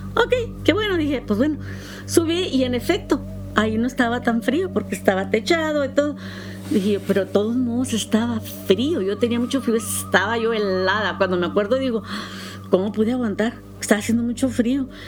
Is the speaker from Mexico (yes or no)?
no; United States; soy americana